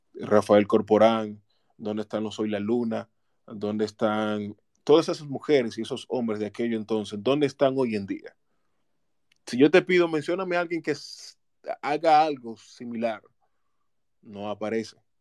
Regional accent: La Romana, Dominican Republic; de Santo Domingo y de mi ciudad natal, La Romana

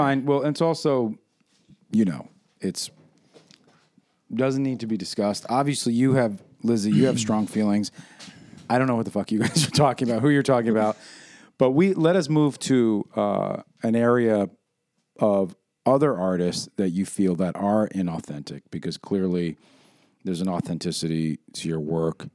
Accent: New York City, New York, United States; I feel very protective and provincial about my New York heritage

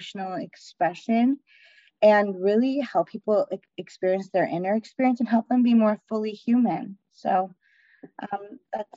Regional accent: Canada; I grew up in Canada, like in the Canadian culture

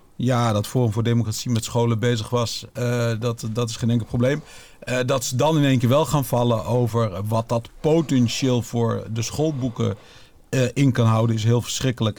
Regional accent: Netherlands; als Nederlander

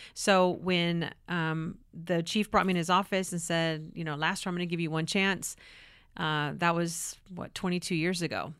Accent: California, United States; moved away; I'm from California.

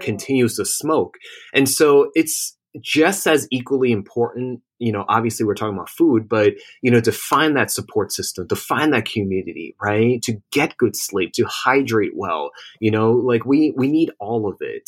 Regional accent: New Jersey, United States; also born or lived in Manhattan, New York; I was born and raised in Jersey

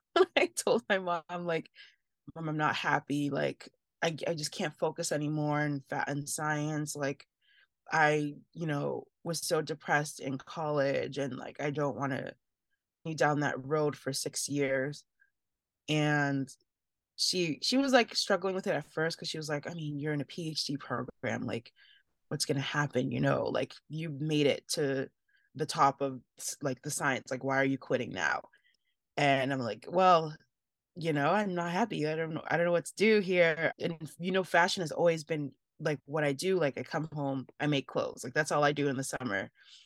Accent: Nigeria; I mean, there's so many as a Nigerian, there's so many Nigerians that are succeeding in that field.

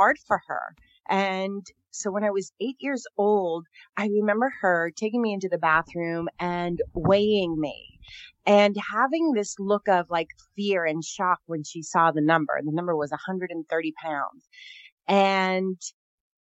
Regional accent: Northern California, United States; I'm from Northern California, one of 11 kids

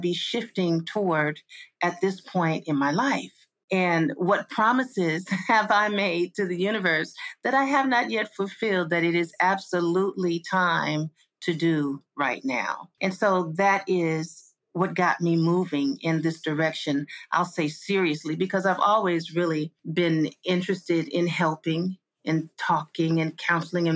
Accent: Los Angeles, California, United States; also born or lived in Inland Empire, California; That's where I was born and raised

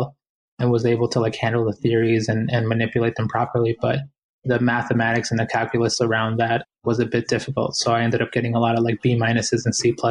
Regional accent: Boston, Massachusetts, United States; growing up in Boston, I was one of many, many Latinx families that made that trip to the United States

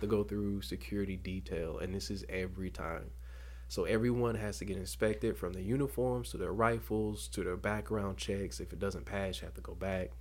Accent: Dothan, Alabama, United States; Born and raised in Dothan, Alabama

